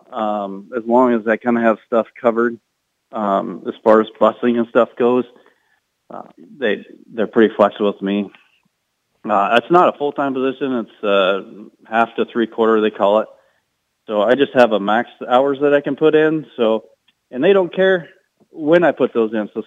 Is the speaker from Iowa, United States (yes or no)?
yes; Iowa, United States; come to my home state